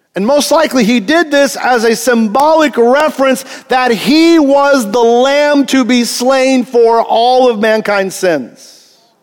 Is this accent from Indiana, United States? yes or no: yes; Greenfield, Indiana, United States; I was born in Greenfield, Indiana, okay? Small cornfield town.